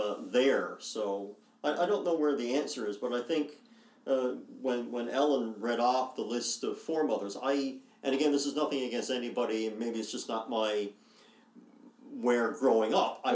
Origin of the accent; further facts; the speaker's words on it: Grand Falls-Windsor, Newfoundland and Labrador, Canada; also born or lived in Corner Brook; now in St. John's, Canada; I grew up in Grand Falls, now Grand Falls, Windsor